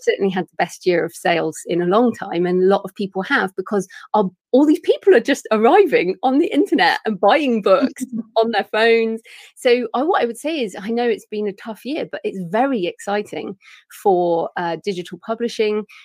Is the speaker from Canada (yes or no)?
no; England, United Kingdom; accent: English; my English accent